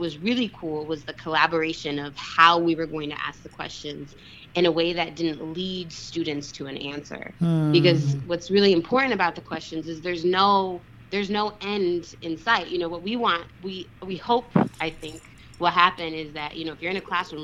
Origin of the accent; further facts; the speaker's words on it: Denver, Colorado, United States; I grew up in Denver.